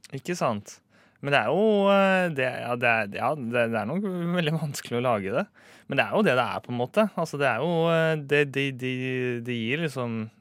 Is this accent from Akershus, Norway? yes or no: yes; Romerike, Akershus, Norway; jeg er fra Romerike